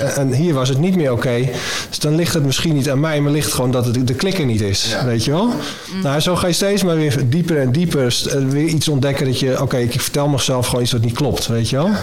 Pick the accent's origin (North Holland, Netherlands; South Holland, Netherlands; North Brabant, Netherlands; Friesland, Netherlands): North Holland, Netherlands; Middelie; En toen woonden we in uh, eh, Middelie, klein dorpje, in, eh, langs een kanaal met veel weilanden, koeien, weet je wel. Echt een soort, eh, dat, mijn, jeugdplaatje daar